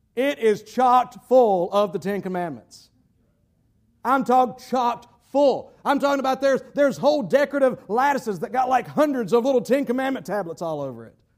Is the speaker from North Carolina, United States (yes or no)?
yes; North Carolina, United States; North Carolina, my home state